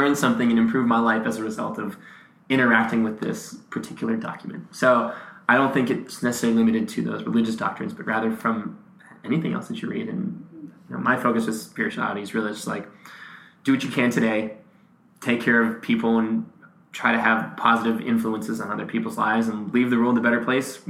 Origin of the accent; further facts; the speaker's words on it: Massachusetts, United States; moved away; also born or lived in Nashville; I grew up in Massachusetts